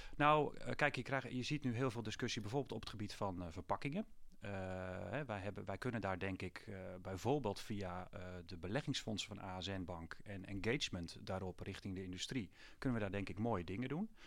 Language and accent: Dutch; Putten, Gelderland, Netherlands; ik ben zelf opgegroeid in Putten bij een boerderijschooltje Hoef